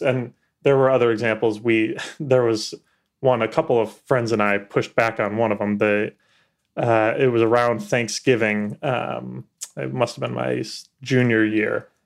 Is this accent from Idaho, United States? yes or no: no; Chicago, Illinois, United States; moved away as an adult; now in Washington, D.C., United States; I'm from Chicago originally